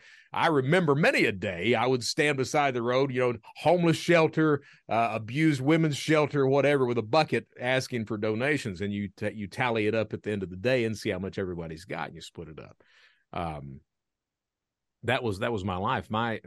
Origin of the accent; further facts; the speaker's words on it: Kentucky, United States; I'm from Eastern Kentucky. Eastern Kentucky, if you've never been right in the heart of the Appalachians in coal country, it's one of these areas that if you're lucky enough to have a job, you're very lucky.